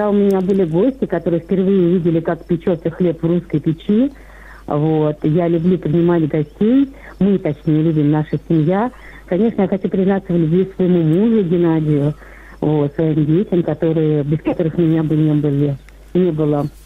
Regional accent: Moscow, Russia; now in Ivanovo Oblast, Russia; я вам уже звонила, я москвичка, но теперь живу в деревне в Ивановской области.

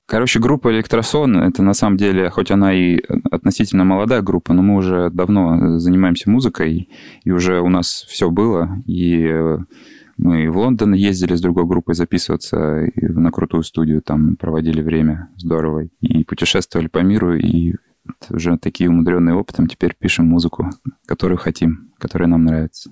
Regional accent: Kamchatka Krai, Russia; moved away as an adult; now in Moscow, Russia; Я с Камчатки, да, занимался музыкой, э, конкретно в музыкальной школе на скрипке играл там у себя. И когда переехал в Москву учиться в медуниверситет

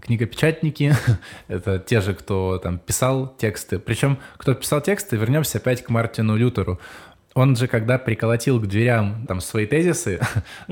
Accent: Ukraine; я сам из Украины

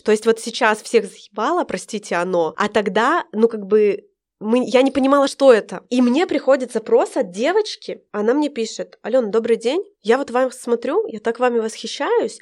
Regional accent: Nizhny Tagil, Sverdlovsk Oblast, Russia; moved away as an adult; Я родилась в Нижнем Тагиле, это рядом с Екатеринбургом, недалеко, у меня там живут все родственники, родители.

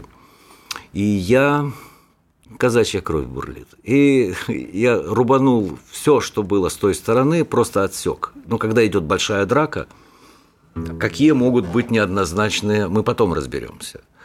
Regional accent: Donbas, Ukraine; вот моя родина. Там убивают, вот у меня на родине убивают детей, стариков

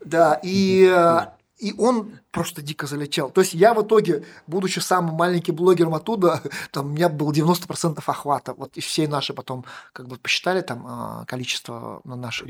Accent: Tirlyansky, Bashkortostan, Russia; now in Ufa, Russia; Я же сам, как сказать, из Белорусского района детство провел в Терляне

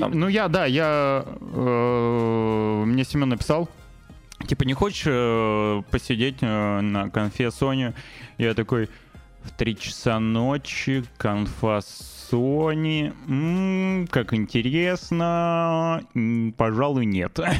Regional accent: Novosibirsk, Novosibirsk Oblast, Russia; moved away as an adult; у меня в родном городе, Новосибирске

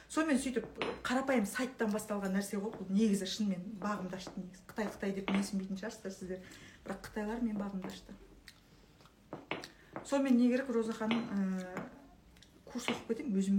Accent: Akbastau village, Tole Bi District, Shymkent area, Turkistan Region, Kazakhstan; шымкентте ақбастау деген ауыл леңгір төле би ауданы төле би ауданы ақбастау деген ауылданбыз мен де шымкент жақтанмын

